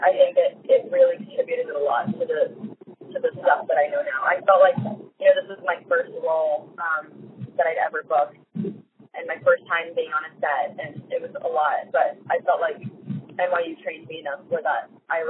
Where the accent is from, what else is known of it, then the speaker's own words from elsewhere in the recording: Miami, Florida, United States; spent most of my adolescence in Miami, but I did move around a lot growing up, so I just say I'm from Miami.